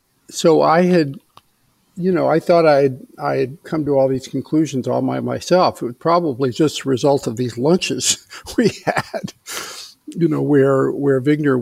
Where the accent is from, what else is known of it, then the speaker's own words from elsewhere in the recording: Eastern Kentucky, United States; I grew up in Eastern Kentucky. My father was a Presbyterian minister, so we lived in several small towns. So I grew up in a fairly, I'd say, 19th century environment, you know, farms and local stores